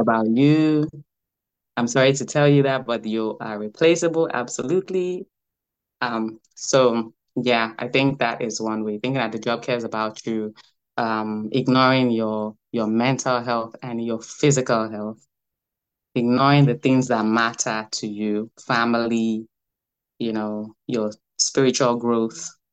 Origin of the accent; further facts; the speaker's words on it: Lagos, Nigeria; now in United States; I was born in Lagos in the 80s.